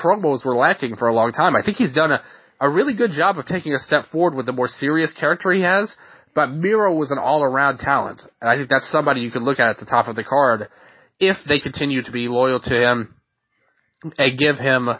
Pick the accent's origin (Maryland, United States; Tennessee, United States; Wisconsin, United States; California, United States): Tennessee, United States; Memphis; I'm from Tennessee. You know, I'm literally born and raised in Memphis.